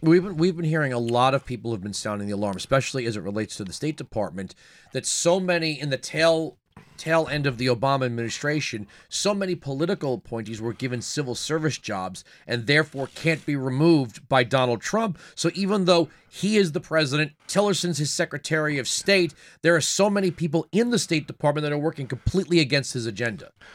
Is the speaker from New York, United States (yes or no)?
yes; Long Island, New York, United States; moved away; I'm from Long Island, uh, originally.